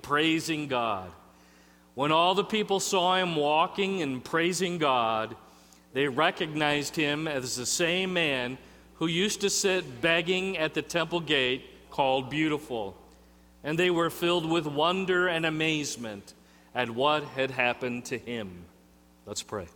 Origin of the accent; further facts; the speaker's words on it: near Chicago, Illinois, United States; I grew up near Chicago